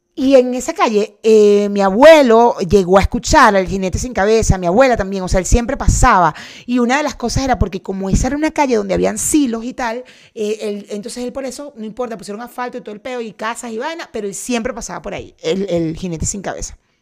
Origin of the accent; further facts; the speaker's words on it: Cumaná, Sucre, Venezuela; crecí en Cumaná